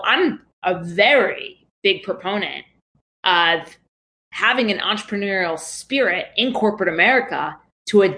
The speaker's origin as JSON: {"language": "English", "region": "New York", "country": "United States", "tie": "born or raised there", "said": "I grew up in New York"}